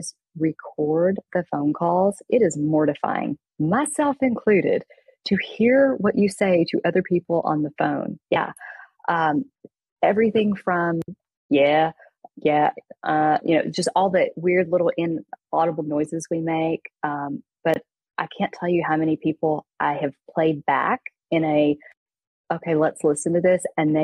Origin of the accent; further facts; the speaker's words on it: East Texas, United States; I grew up in East Texas